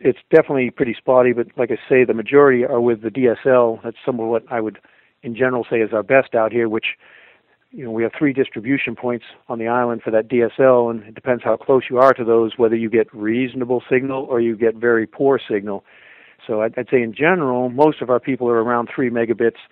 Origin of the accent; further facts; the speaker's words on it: Maine, United States; also born or lived in Denver; I grew up here in Maine and then took off